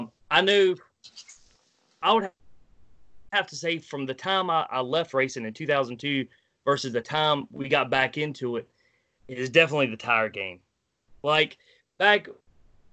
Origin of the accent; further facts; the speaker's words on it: Wilmington, North Carolina, United States; I'm from Wilmington, North Carolina, born and raised